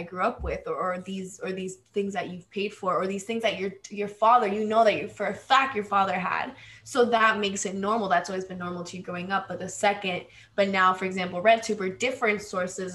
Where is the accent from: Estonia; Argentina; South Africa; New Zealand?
Argentina; English is a second language; moved away; I grew up in Argentina and we don't have a word for queer